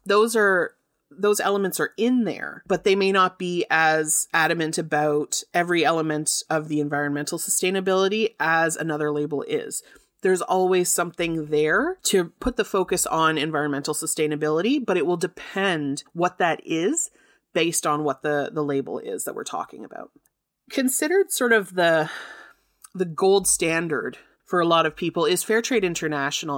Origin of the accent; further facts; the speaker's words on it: Canada; accent: Canadian; I'm in Canada